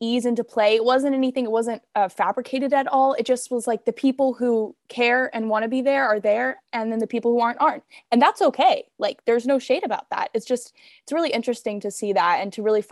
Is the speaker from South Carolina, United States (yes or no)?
no; Atlanta, Georgia, United States; born and raised in Atlanta, so I kind of have a community growing up